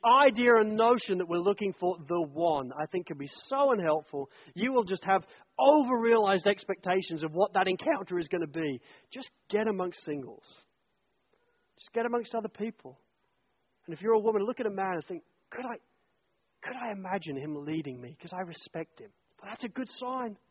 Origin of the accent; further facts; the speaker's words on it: England, United Kingdom; I'm an English guy